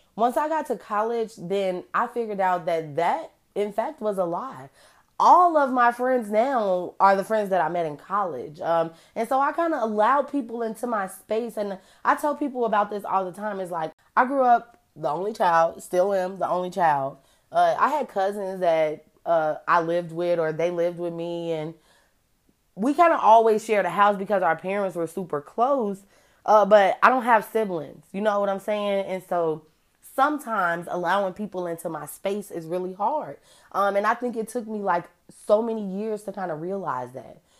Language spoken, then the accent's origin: English; Chicago, Illinois, United States; I'm from Chicago